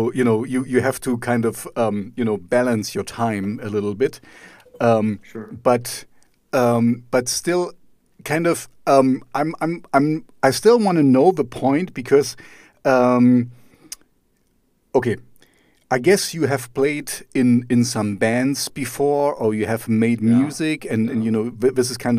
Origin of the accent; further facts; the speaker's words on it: Germany; I'm German myself